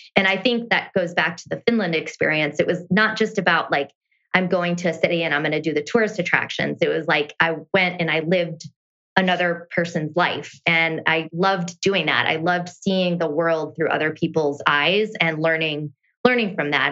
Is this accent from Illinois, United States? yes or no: no; rural Iowa, United States; moved away; born and raised in a really small town of about 250 people in rural Iowa.